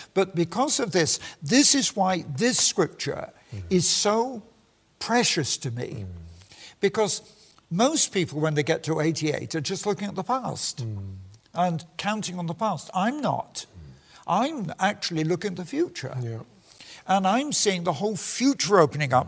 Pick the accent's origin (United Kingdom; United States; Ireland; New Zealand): United Kingdom; I'm British and proud of it.